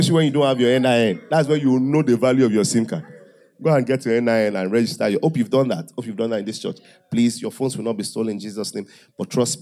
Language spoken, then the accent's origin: English; Owo, Ondo, Nigeria; I said, from Owo